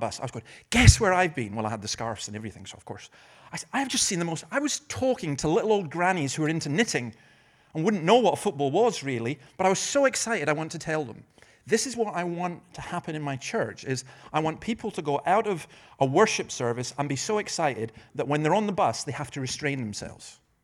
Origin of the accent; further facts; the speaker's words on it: Scotland, United Kingdom; I'm Scottish